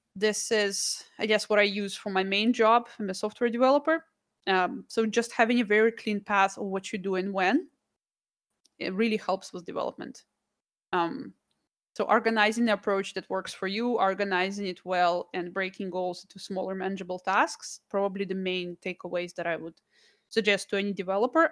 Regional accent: Russia; moved away; I'm from Russia, I was born there.

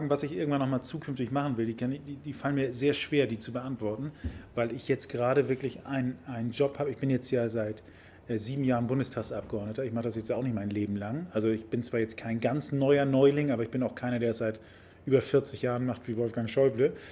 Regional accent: Hamburg, Germany; Ich bin ja ein Kind des Hamburger Südens, das ist ja meine Heimat hier

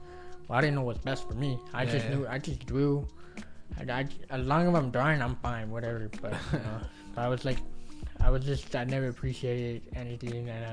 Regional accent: Wilmington, United States; my own hometown school

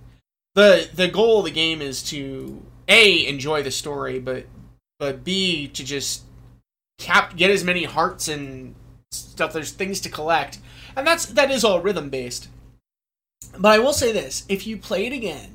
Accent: New Jersey, United States; I'm a Jew from New Jersey

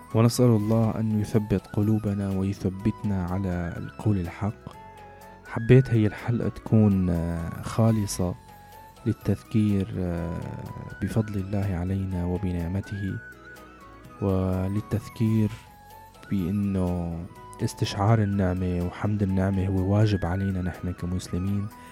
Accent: Syria

